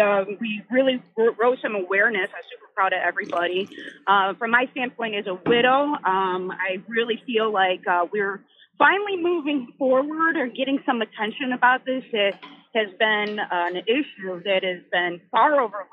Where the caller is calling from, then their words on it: Capitol Hill, United States; Hi, yeah, this is … I'm from up on Capitol Hill. How y'all doing?